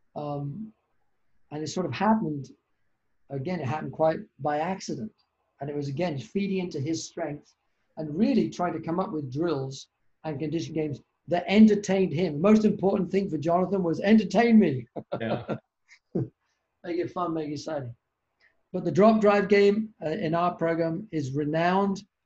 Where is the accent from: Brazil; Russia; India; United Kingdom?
United Kingdom; also born or lived in Canada; now in Boston, United States; I'm a Brit